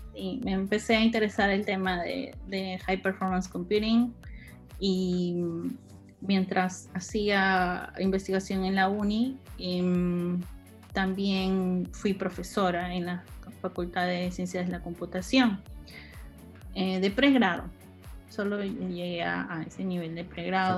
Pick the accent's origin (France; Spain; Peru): Peru; moved away; yo era la única peruana en ese entonces, mujer